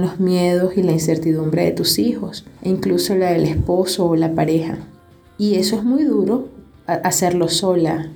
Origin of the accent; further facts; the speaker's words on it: Venezuela; moved away as an adult; now in Quito, Ecuador; soy venezolana